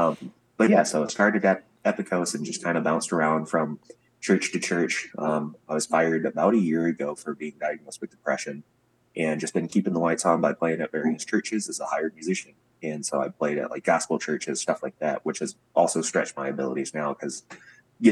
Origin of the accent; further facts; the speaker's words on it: Mississippi Delta, United States; moved away as an adult; now in Wisconsin, United States; growing up in the Mississippi Delta, I picked up a lot of blues